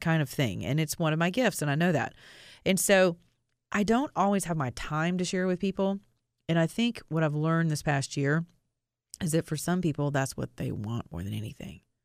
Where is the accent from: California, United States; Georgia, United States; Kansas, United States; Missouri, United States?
Georgia, United States; Atlanta; my hometown of Atlanta, Georgia